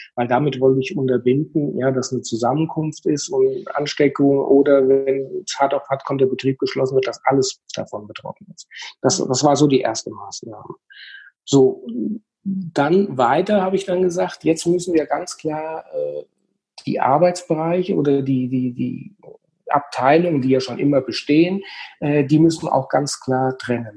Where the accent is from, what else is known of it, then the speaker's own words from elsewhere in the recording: Hüttenberg, Hesse, Germany; ich komme aus Hüttenberg bei Gießen, das ist im schönen Mittelhessen